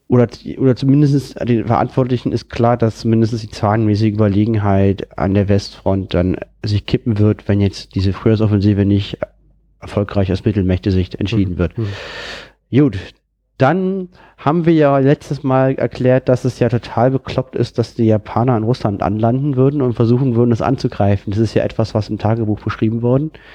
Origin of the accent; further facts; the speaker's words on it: Germany; für mich persönlich als Deutscher